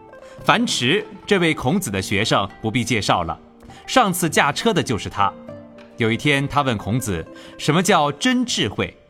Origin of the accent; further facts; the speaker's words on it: China; 我是中国人，站在中国历史文化的立场，贡献你们一个意见。